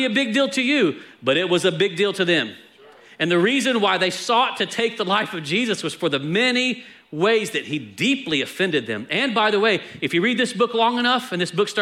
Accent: Texas, United States; I'm from Texas

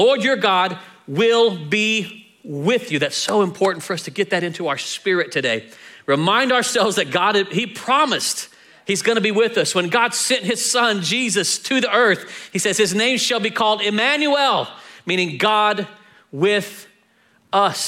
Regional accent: Texas, United States; we're from Texas.

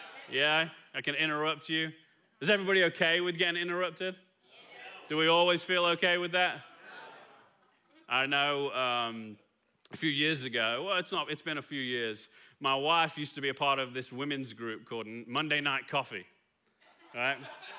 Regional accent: Kilgore, Texas, United States; Because after a few minutes, you're going to realize I'm not from here, right? I'm from Kilgore, just down 31 real quick.

